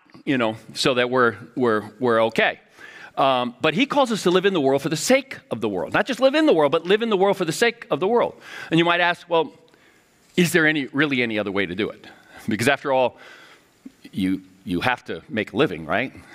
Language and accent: English; Miami, Florida, United States; moved away as an adult; now in St. Paul, United States; my hometown of Miami